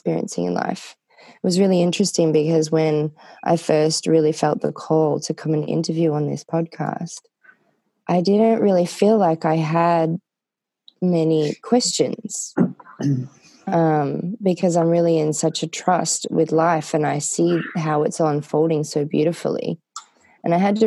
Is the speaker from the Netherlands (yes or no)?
no; Australia; now in Nevada City, United States; I am Australian.